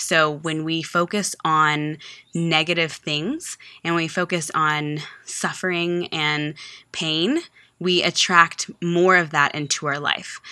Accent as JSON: {"language": "English", "region": "Texas", "country": "United States", "also_born_or_lived": "Virginia", "moved": "as an adult", "said": "I was from Texas"}